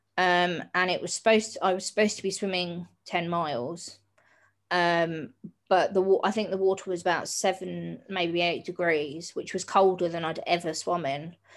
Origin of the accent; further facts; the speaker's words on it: Hastings, South East England, United Kingdom; I grew up in Hastings down on the south coast.